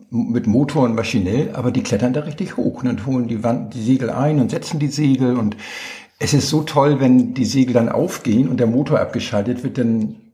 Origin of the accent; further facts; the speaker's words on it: Hamburg, Germany; Nein, ich komme aus Hamburg